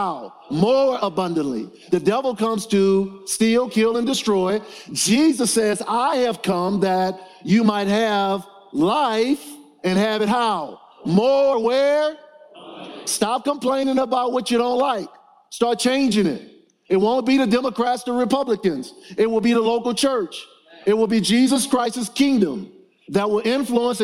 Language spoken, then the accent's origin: English; New Orleans, Louisiana, United States; I grew up in New Orleans, Louisiana